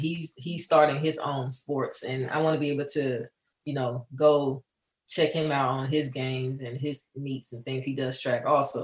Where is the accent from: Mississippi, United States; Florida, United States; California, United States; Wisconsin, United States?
Mississippi, United States; southern; moved away; Growing up in Mississippi, or the area of Mississippi where I'm at is with the southern part of Mississippi.